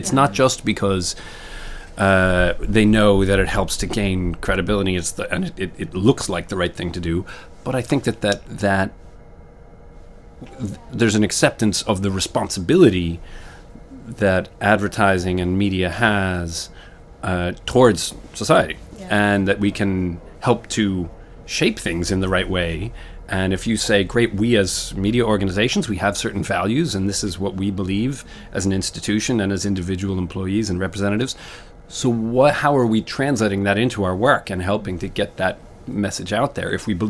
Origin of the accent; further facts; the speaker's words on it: Connecticut, United States; I grew up in Connecticut, just outside New York.